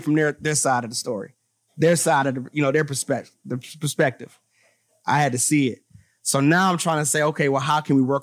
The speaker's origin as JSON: {"language": "English", "town": "Detroit", "region": "Michigan", "country": "United States", "moved": "as an adult", "lives_now": "Arizona, United States", "said": "I'm from Detroit"}